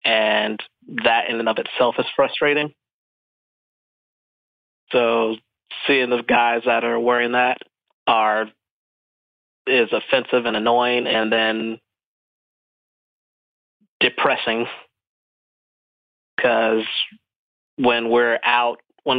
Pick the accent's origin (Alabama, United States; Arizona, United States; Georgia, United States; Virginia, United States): Georgia, United States; born there; Born in Georgia.